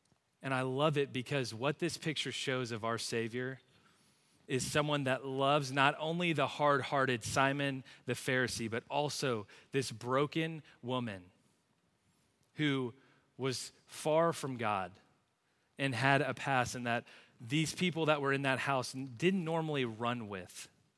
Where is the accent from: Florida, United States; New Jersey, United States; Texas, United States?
Texas, United States; Plano; I grew up in Plano, right down the road, went to Plano Senior High, went to a church on the other side of town.